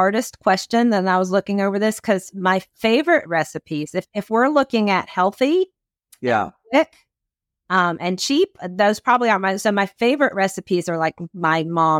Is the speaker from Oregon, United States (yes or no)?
no; Philadelphia, Pennsylvania, United States; I'm from Philadelphia, so I'm an Eagles fan.